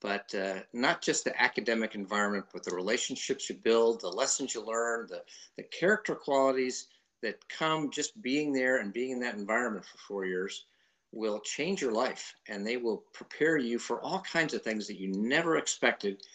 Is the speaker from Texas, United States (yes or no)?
no; just north of New Haven, Connecticut, United States; moved away as an adult; I grew up in Connecticut, just north of New Haven.